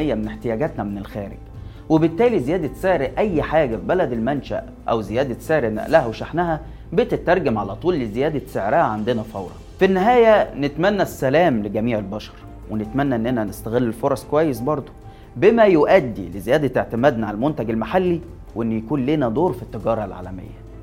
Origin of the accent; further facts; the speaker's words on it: Egypt; انا كمواطن مصري